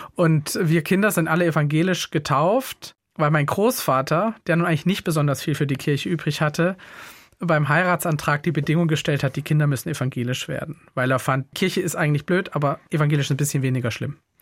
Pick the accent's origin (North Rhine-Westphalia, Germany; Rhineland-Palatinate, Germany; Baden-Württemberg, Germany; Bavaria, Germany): Baden-Württemberg, Germany; Böllen; moved away; also born or lived in Basel, Switzerland / Schönau, Baden-Württemberg; ich war in Schönau in der Schule, aber aufgewachsen bin ich in Böllen